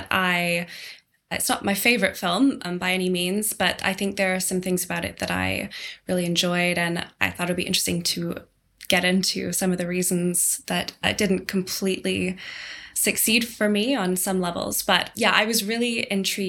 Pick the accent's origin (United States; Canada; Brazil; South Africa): Canada; also born or lived in Southeast London; now in London, United Kingdom; I'm from Canada, a small town in Canada